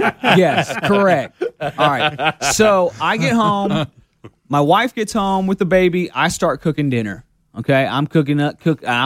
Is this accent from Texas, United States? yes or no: yes; Texas, United States; now in Alabama, United States; I grew up in Texas.